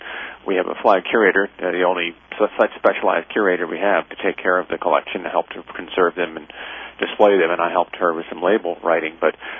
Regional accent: Virginia, United States; also born or lived in California; I was born in California but moved to Virginia at age three, I think, so all my schooling from first grade on through graduate school was in Virginia

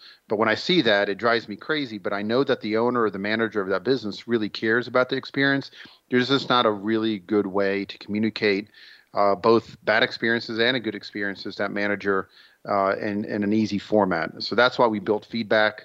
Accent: Israel; moved away; I'm originally from Israel

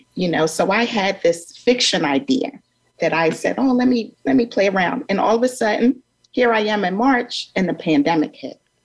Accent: Philadelphia, Pennsylvania, United States; my growing up in North Philadelphia

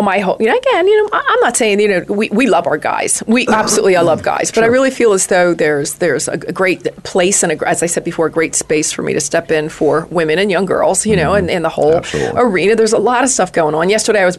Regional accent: New York, United States; also born or lived in Los Angeles; now in Phoenix, United States; I'm a New Yorker. We're East Coasters. I'm an East Coaster.

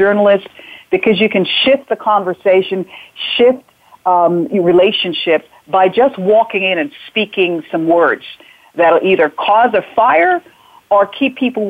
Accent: Hartford, Connecticut, United States; also born or lived in Jamaica; I grew up in Hartford, Connecticut

